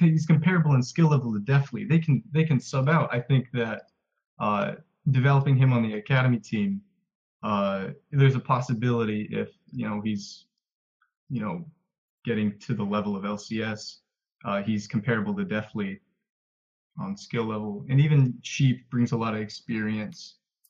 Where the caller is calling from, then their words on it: Worcester, Massachusetts, United States; I'm calling from Massachusetts.